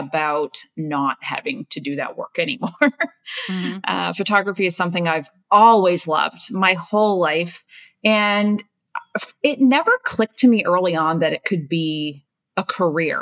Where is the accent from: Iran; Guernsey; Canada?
Canada; Nova Scotia; moved away as an adult; also born or lived in Toronto; I'm from Nova Scotia, Canada.